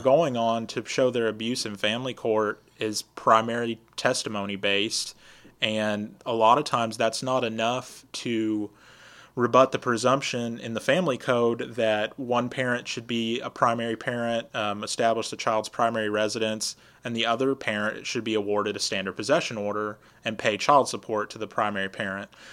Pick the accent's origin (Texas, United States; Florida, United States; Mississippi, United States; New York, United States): Texas, United States; Lufkin; also born or lived in Austin, Texas / Michigan; I grew up in Lufkin, graduated from Lufkin High School, and uh, I've lived here about two thirds of my life